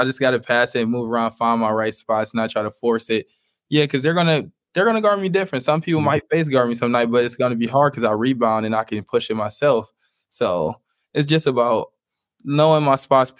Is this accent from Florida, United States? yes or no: no; Cleveland, Ohio, United States; I'm from Cleveland. I'm from like the inner city.